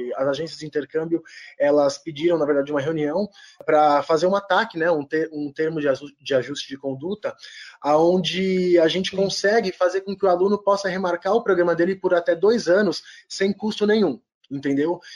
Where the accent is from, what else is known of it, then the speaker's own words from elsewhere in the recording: São Paulo, Brazil; Sou paulistano